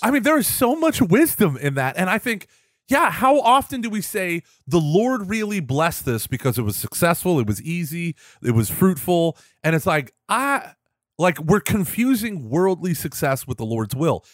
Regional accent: Houston, Texas, United States; also born or lived in Austin, Texas; I'm from Houston. Everything is flat.

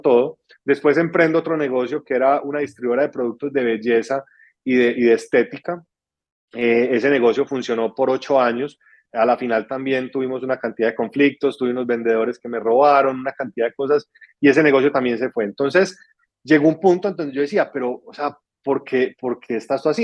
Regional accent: Pereira, Risaralda, Colombia; now in Medellín, Colombia; una ciudad de donde soy que se llama Pereira, en, Colombia

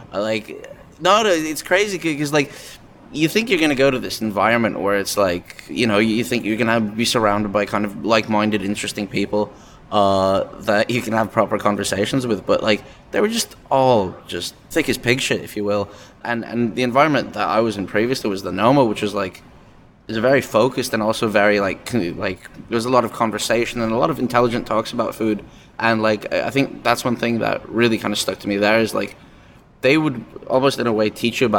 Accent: England, United Kingdom; I grew up in England for quite a while.

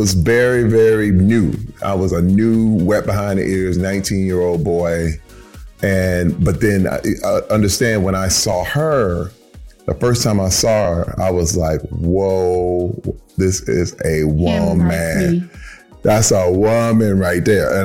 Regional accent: Flint, Michigan, United States; Growing up in Flint, Michigan, in the era that I grew up

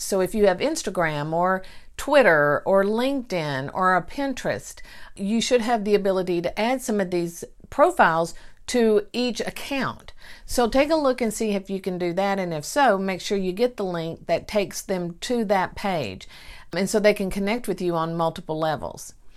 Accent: Mineola, Texas, United States; born or raised there

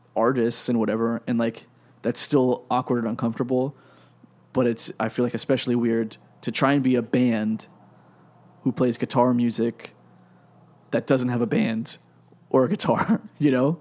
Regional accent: Pennsylvania, United States; I'm from Pennsylvania

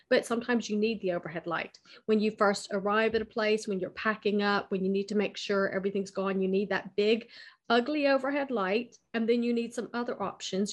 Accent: United States; moved away as an adult; also born or lived in United Kingdom; now in France; I was born in America. Uh, I've lived half my life in America

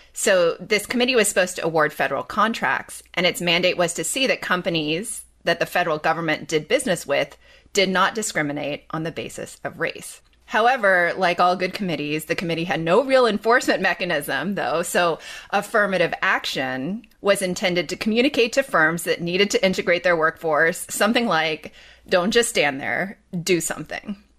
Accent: Los Angeles, California, United States; now in Bay Area, United States; I grew up in Los Angeles, you know, in a predominantly white and Asian community.

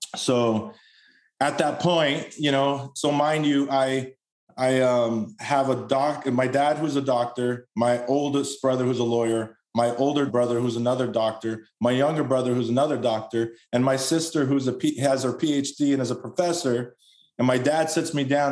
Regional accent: Los Angeles, California, United States; I was born and raised in Los Angeles. Spent most of my life out there.

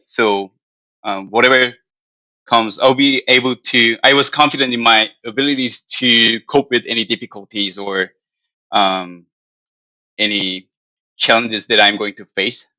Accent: South Korea; English is a second language; moved away as an adult; now in United States; I'm from South Korea

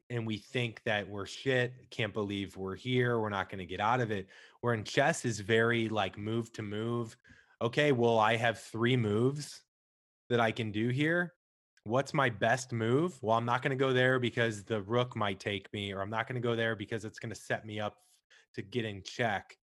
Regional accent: Midwest, United States; I'm from the Midwest, bowling was, like, all we could do besides eat, drink, and watch sports

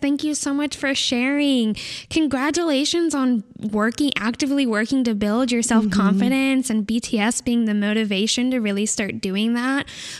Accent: California, United States

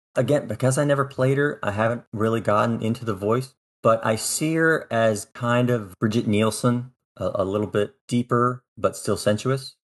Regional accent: North Pole, Alaska, United States; moved away as an adult; also born or lived in Japan / Iceland / Spain / Maryland; now in Baltimore, United States; I grew up in Alaska for twenty years, actually North Pole, Alaska, small town in the middle of the state

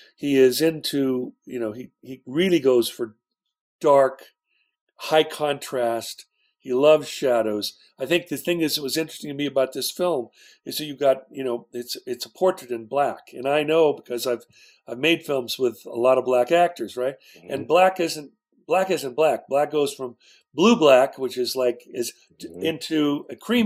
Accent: West Coast, United States; I'm from the West Coast

